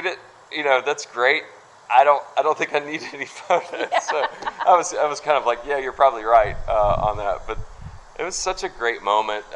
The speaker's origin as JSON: {"language": "English", "town": "Stone Mountain", "region": "Georgia", "country": "United States", "tie": "born or raised there", "said": "growing up in Stone Mountain, Georgia"}